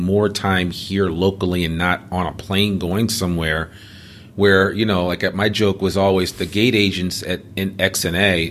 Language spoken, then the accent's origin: English; United States; moved away as an adult; also born or lived in Boston; now in Northwest Arkansas, United States; I'm from the Northeast. I'm from just outside of New York City